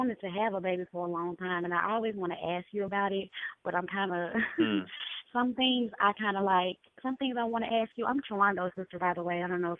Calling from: Louisiana, United States; I'm calling from Louisiana.

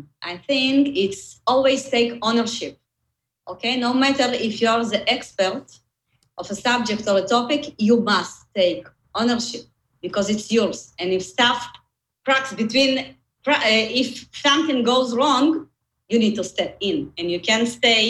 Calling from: Tel Aviv, Tel Aviv District, Israel; From Tel Aviv. I'm based in Israel, but you know, we are working from home, so probably you'll find me in my living room.

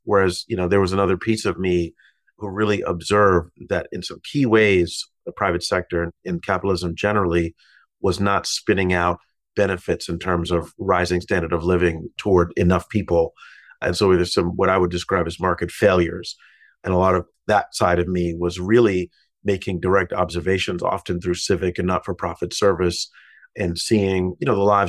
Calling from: New York, United States; I'm in my office in New York.

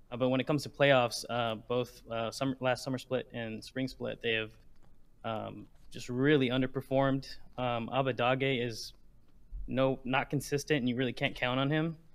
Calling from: Houston, Texas, United States

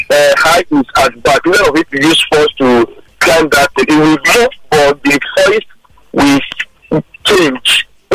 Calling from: Lagos, Nigeria; I'm calling from Surulere.

